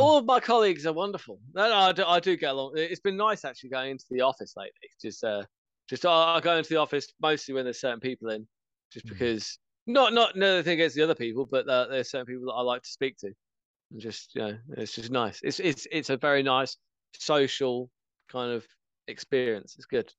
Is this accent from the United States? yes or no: no; England, United Kingdom; I'm English.